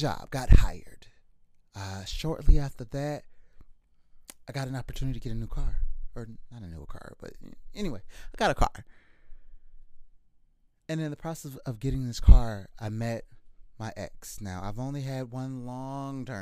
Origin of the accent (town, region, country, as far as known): hometown about 45 minutes from Miami, Florida, United States; born or raised there; moved away as an adult; also born or lived in Tampa, Florida